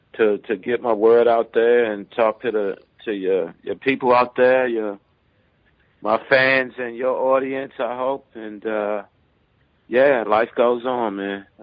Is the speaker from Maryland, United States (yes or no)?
yes; Baltimore, Maryland, United States; I need to start writing down a lot of my life experiences, especially growing up in Baltimore